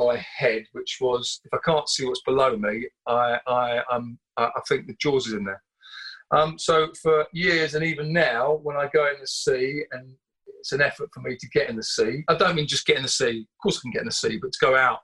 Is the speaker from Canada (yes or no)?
no; Southend-on-Sea, East of England, United Kingdom; I grew up in Southend-on-Sea in Essex on the Thames Estuary